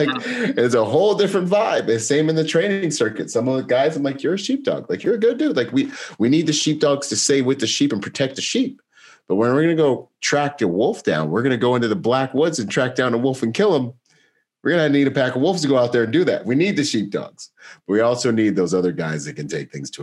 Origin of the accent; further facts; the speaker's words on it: Bahamas; I'm from the Bahamas